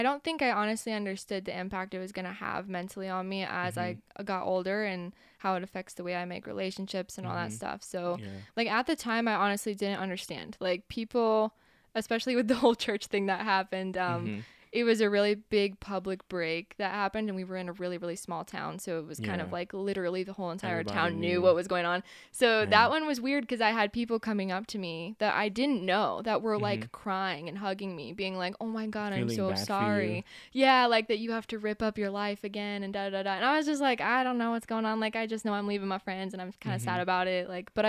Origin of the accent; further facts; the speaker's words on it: Texas, United States; also born or lived in Colorado / Mexico; now in Kansas City, United States; So I was born here. I moved around a lot. So I was here until, I was 6 and then moved to Texas, and I was in Texas for a really long time, and then Colorado, and then Mexico for a little while, and back here.